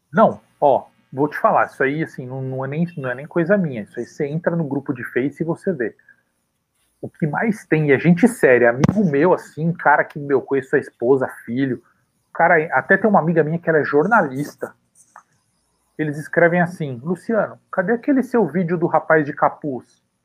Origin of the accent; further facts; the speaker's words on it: São Paulo, Brazil; Nasci e cresci na Vila Carioca